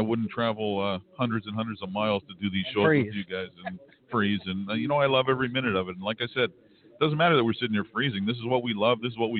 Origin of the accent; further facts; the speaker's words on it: Canada; I'd be remiss as a Canadian if I didn't throw a kudos to Doug McNair.